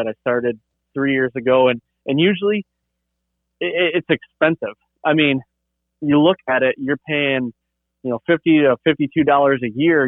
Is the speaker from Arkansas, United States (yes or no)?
no; Michigan, United States; growing up in Michigan